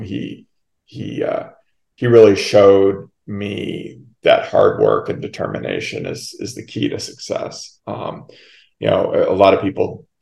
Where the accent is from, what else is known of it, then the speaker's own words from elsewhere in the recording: Minnesota, United States; moved away as an adult; also born or lived in New Hampshire; I moved to Minnesota when I was about 9 and a half and lived there through graduation of high school.